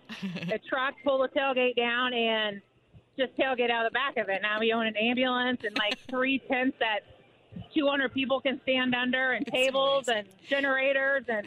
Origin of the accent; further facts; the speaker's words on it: Greenwood, Indiana, United States; I'm from Greenwood, the South Side